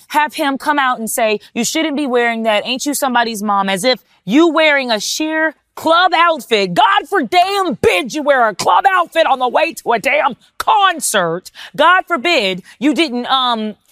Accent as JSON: {"language": "English", "region": "Texas", "country": "United States", "said": "I'm from Texas"}